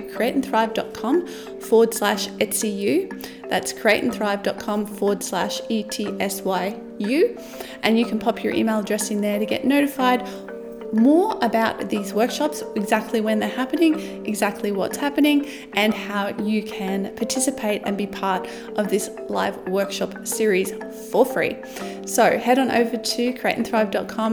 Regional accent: Australia; as an Australian

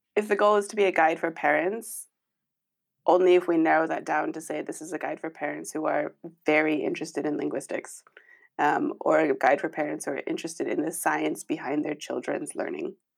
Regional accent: United States; moved away as an adult; now in Nijmegen, Netherlands; I am originally American.

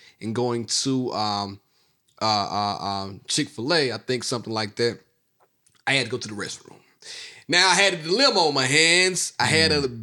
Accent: Mississippi, United States; I'm from Mississippi. Hurricane Katrina came through my town

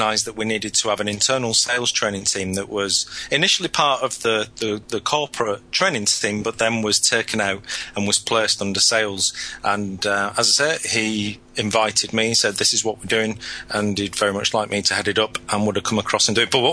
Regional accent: Lancashire, North West England, United Kingdom; moved away; I'm originally from Lancashire in the northwest of England, just north of Manchester

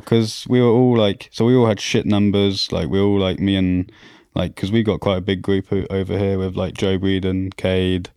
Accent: Auvergne-Rhône-Alpes, France; born or raised there; also born or lived in Croydon, London, United Kingdom

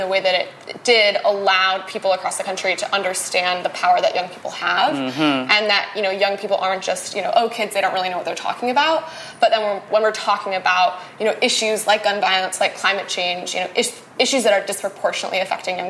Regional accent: Wisconsin, United States; So I am from Wisconsin. I was born and raised there

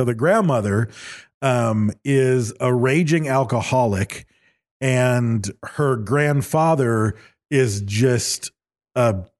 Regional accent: Michigan, United States; Growing up in Michigan, deer hunting was a huge thing.

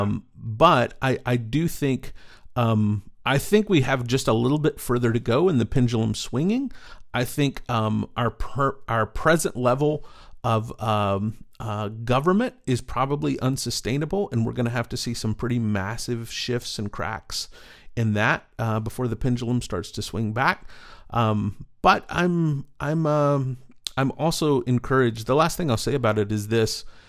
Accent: East Texas, United States; growing up in East Texas

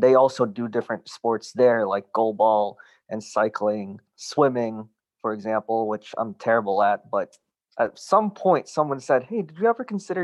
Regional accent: Florida, United States; also born or lived in Alabama; now in Washington, DC, United States; I grew up in Florida and went to the school for the deaf and the blind

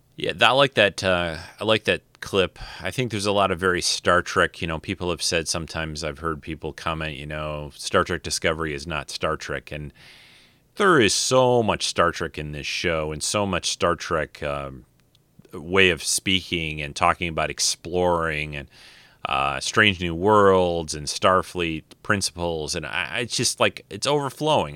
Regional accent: Detroit, Michigan, United States; I'm from Detroit

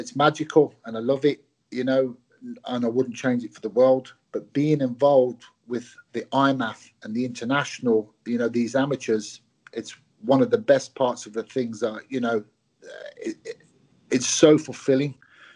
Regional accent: England, United Kingdom; also born or lived in Glasgow, Scotland; I moved down to England as a young boy, went to school and lived, you know, the vast majority of my life up till now, obviously, in England

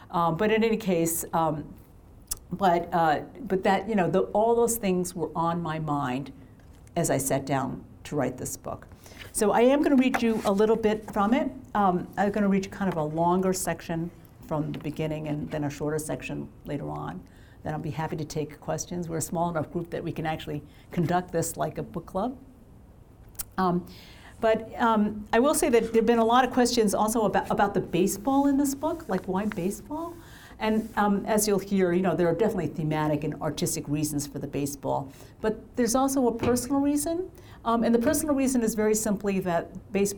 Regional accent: Massachusetts, United States; in my hometown of my home state of Massachusetts

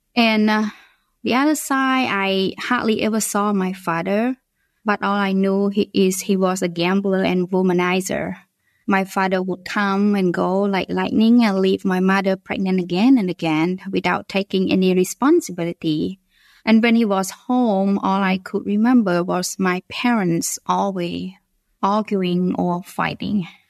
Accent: Phnom Penh, Cambodia; English is a second language; moved away; I was born originally from Cambodia and I live in the capital city of the country

